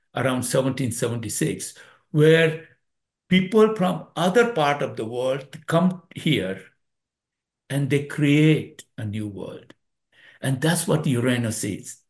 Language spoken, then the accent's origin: English; India; now in United States; India. I was born in India.